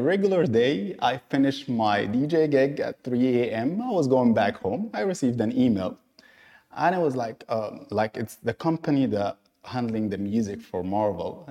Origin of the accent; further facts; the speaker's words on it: Egypt; now in Dubai, United Arab Emirates; born and raised in Egypt, based in Dubai.